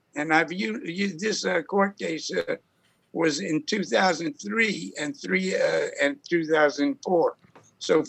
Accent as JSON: {"language": "English", "town": "Newark", "region": "New Jersey", "country": "United States", "tie": "born or raised there", "said": "I was born in Newark"}